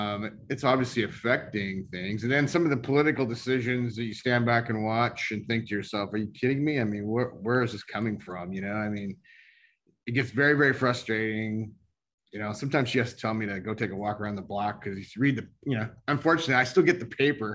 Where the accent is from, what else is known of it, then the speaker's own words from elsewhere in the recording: the Northwest, Pacific Northwest, United States; we're from the Northwest